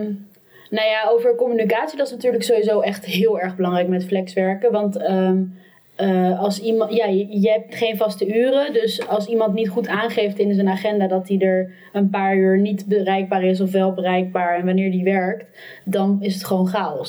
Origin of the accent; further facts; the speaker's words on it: Amsterdam, North Holland, Netherlands; ik kom ook uit Amsterdam